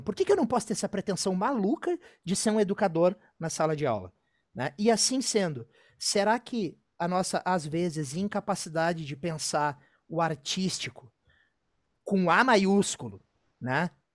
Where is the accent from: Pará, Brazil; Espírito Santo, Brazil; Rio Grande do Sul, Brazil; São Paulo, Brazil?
Rio Grande do Sul, Brazil; foi a primeira vez que eu saí do Rio Grande do Sul